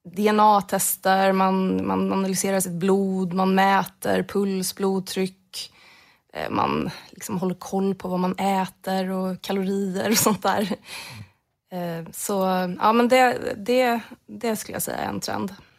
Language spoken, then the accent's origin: Swedish; Jönköping County, Sweden; Där jag kommer ifrån